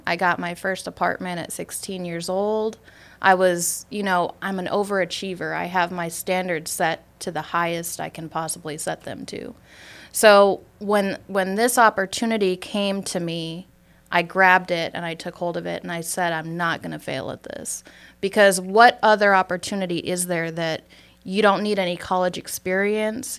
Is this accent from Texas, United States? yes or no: no; Superior, Wisconsin, United States; accent: Wisconsin; moved away as an adult; now in Georgia, United States; I'm originally from Superior, Wisconsin. I was living there for majority of my life.